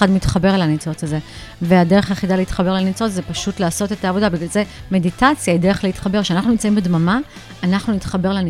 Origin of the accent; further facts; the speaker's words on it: Jerusalem, Jerusalem District, Israel; אני בעצם ירושלמית, אני עקרת בית, אני אימא